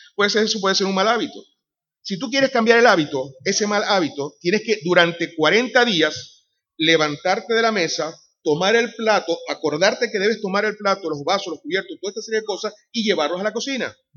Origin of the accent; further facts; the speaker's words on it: Venezuela; moved away as an adult; also born or lived in Madrid, Spain; now in Sanlúcar de Barrameda, Spain; soy de Venezuela. Tenemos ya cerca de 17 años en España